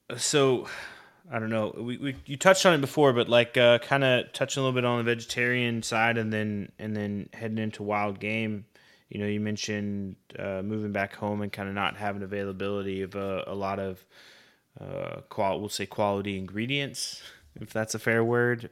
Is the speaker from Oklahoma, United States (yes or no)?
yes; Oklahoma, United States; I grew up in Oklahoma